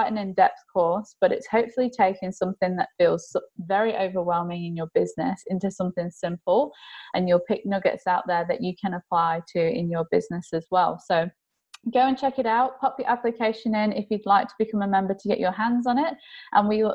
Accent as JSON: {"language": "English", "region": "England", "country": "United Kingdom", "moved": "yes", "lives_now": "Australia", "said": "I'm English, so I know my English culture."}